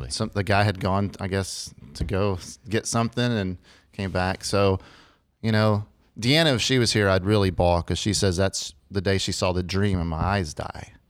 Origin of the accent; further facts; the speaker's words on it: Lubbock, Texas, United States; I'm from Lubbock, Texas